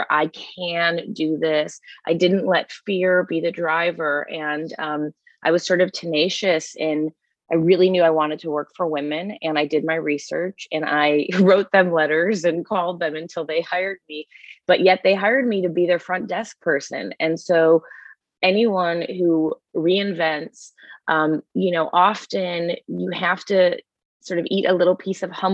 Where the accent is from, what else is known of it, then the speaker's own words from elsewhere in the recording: Chicago, Illinois, United States; moved away as an adult; also born or lived in Los Angeles; I grew up in the suburbs of Chicago